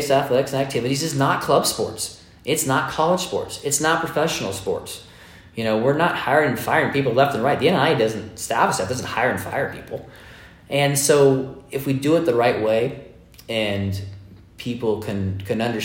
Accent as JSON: {"language": "English", "area": "East Bay", "region": "California", "country": "United States", "tie": "born or raised there", "moved": "yes", "lives_now": "Las Vegas, United States", "said": "I'm a Bay Area kid, okay? So I grew up in the East Bay of California"}